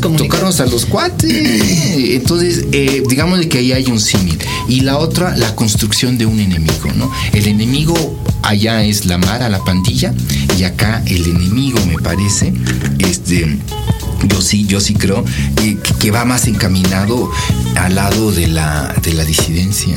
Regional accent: Mexico; soy mexicano

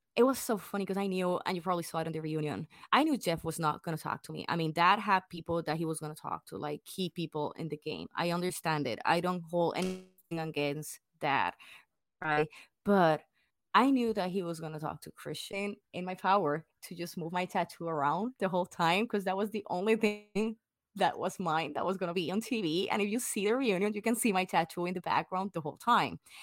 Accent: Puerto Rico; English is a second language; moved away as an adult; now in United States; like me, hundred percent born and raised in Puerto Rico

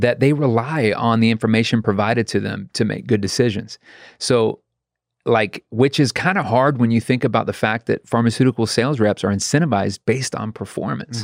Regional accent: Raleigh, North Carolina, United States; I was born in Raleigh, North Carolina.

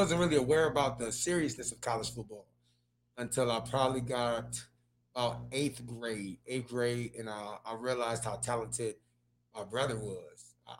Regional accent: Detroit, Michigan, United States; like growing up in Detroit, inner city Detroit

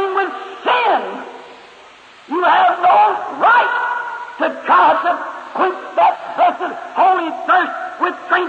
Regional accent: Kentucky, United States; When I was a little boy, I was raised up here in Kentucky

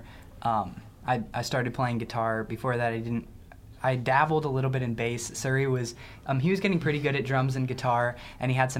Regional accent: Columbia, Missouri, United States; we grew up in Columbia, East Campus

